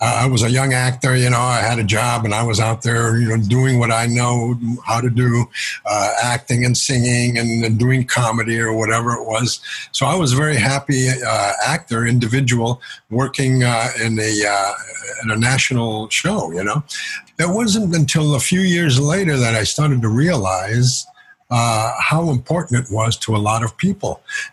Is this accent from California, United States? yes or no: yes; California, United States; moved away as an adult; also born or lived in Los Angeles; now in New York, United States; I was born in California, but we had family on both sides of the border of U.S. in Baja, California